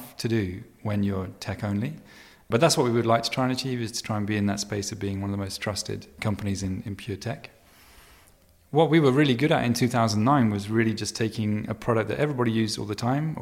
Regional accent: United Kingdom; moved away as an adult; now in Venice, United States; I'm British

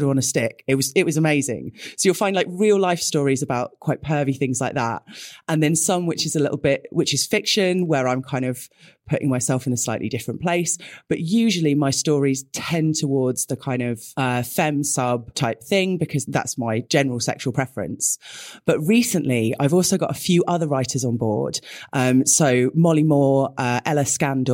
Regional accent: United Kingdom; we're both British

